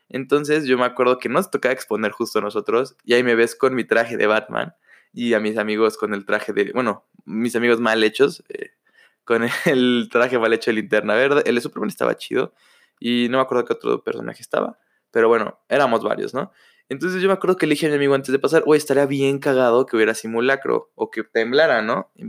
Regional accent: Mexico

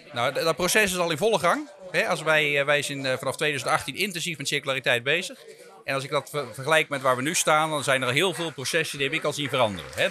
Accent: Rhenen, Utrecht, Netherlands; ik ben opgegroeid in Renen

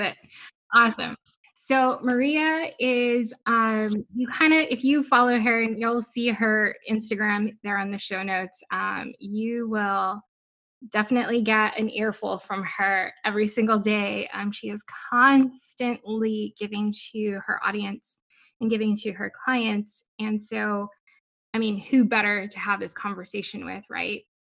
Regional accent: Guam; I'm, I'm from Guam. I'm from the island.

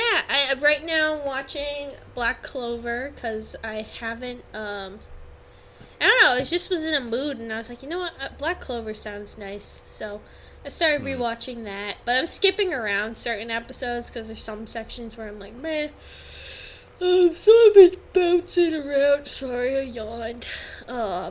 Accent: New England, United States; We're from New England.

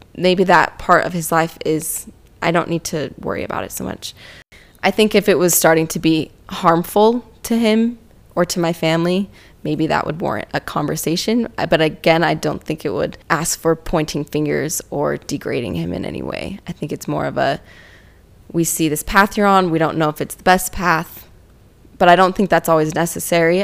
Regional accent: Utah, United States; Growing up in Utah

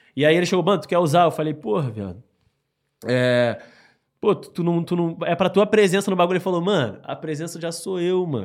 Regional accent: Rio de Janeiro, Brazil; also born or lived in Baixada Fluminense; Eu fui pra Rocinha quando eu tinha mais ou menos uns seis anos de idade

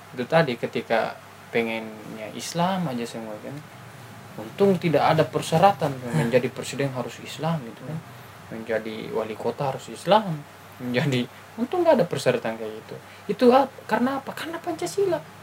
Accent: Bugis Makassar, South Sulawesi, Indonesia; now in Bandung, Indonesia; kita orang Bugis Makassar

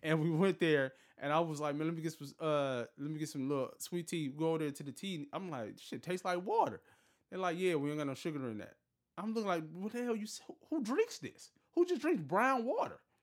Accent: Detroit, Michigan, United States; moved away as an adult; now in Los Angeles, United States; I'm from Detroit, been here for such and such time

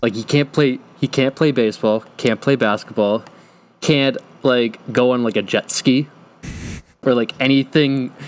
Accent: Tewksbury, Massachusetts, United States; born or raised there

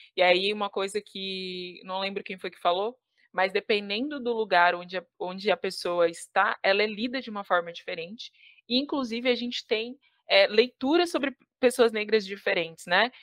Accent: Criciúma, Santa Catarina, Brazil; moved away; Eu fui, nasci e fui criada no Sul, no extremo sul catarinense

